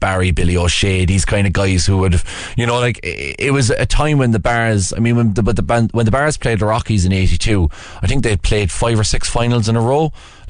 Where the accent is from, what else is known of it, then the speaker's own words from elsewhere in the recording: Cork, Munster, Ireland; I remember when I was a young fella, because I grew up in Blackrock and Beaumont. Well, I went to school in Beaumont, and that was the big Rockies school.